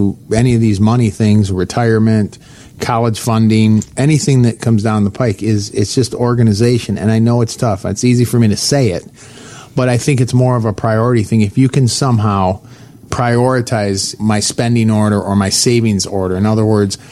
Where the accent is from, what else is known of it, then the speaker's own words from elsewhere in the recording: Michigan, United States; moved away; I'm originally from Michigan.